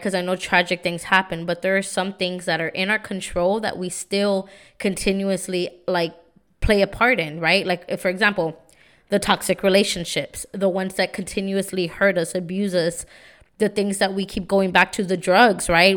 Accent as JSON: {"language": "English", "town": "San Antonio", "region": "Texas", "country": "United States", "tie": "born or raised there", "said": "I'm from San Antonio. You know, now I live in the South Side, but I grew up in the East Side"}